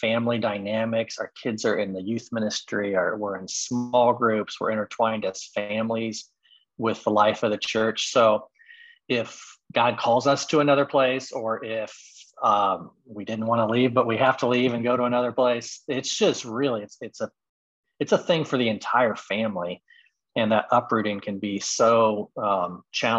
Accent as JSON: {"language": "English", "region": "Midwest", "country": "United States", "tie": "born or raised there", "also_born_or_lived": "Texas / Indiana", "lives_now": "Chicago, United States", "said": "I grew up in the Midwest. Back here now"}